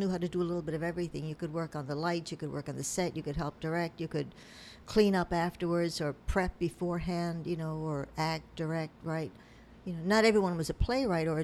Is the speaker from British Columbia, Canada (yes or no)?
no; Newfoundland and Labrador, Canada; also born or lived in Pittsburgh, United States; now in United States; When I was in Newfoundland, I'm from Newfoundland